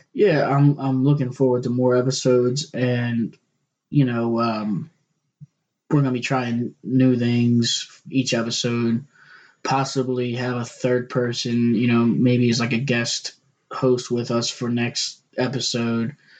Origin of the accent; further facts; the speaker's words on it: Baltimore, Maryland, United States; we're from Baltimore, both of us